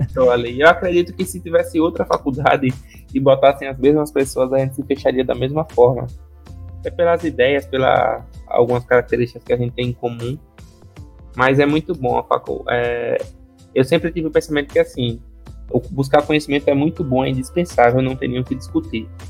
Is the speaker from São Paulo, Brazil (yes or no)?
no; Maceió, Alagoas, Brazil; minha infância é aqui em Maceió, sou daqui de natural daqui de Maceió, Lagoas